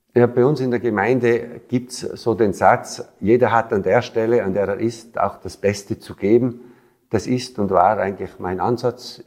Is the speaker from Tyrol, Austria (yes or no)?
yes; Tyrol, Austria; 22-jährig habe ich natürlich auch die Stimmung in meiner Heimatgemeinde mitbekommen